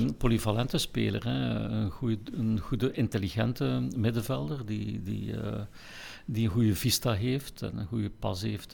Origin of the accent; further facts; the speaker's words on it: Ghent, Flanders, Belgium; ik ben in Gent geboren, ik ben erin opgegroeid